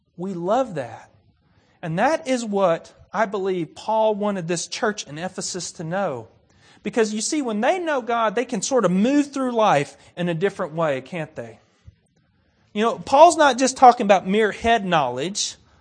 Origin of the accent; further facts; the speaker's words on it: United States; I'm American.